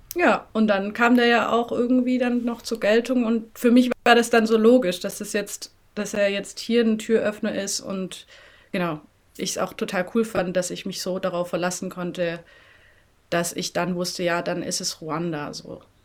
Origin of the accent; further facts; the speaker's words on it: Swabian village near Tübingen, Böblingen, Baden-Württemberg, Germany; accent: southern German; moved away as an adult; also born or lived in Rwanda; now in Berlin, Germany; Also ich bin in einem äh, schönen, beschaulichen schwäbischen Dörflein aufgewachsen. Am Rande des Schönbuchs, also in der Ecke bei Tübingen, Böblingen.